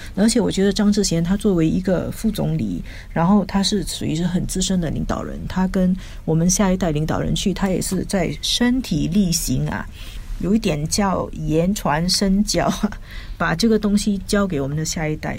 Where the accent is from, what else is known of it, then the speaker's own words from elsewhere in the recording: Singapore; 上海跟我们新加坡人有一点互动，